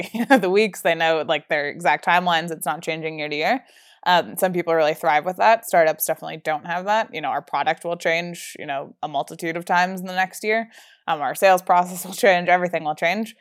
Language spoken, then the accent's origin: English; New Jersey, United States; moved away as an adult; now in Colorado, United States; I grew up in New Jersey, um, my whole life